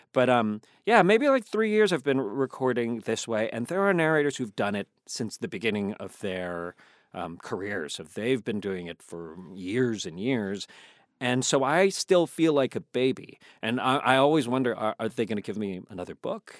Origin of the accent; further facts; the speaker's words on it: Virginia, United States; moved away; I'm from Virginia